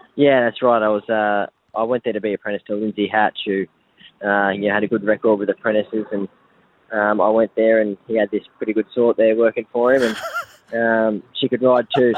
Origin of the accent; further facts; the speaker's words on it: Victoria, Australia; moved away as an adult; also born or lived in New South Wales; now in Brisbane, Australia; I grew up in Victoria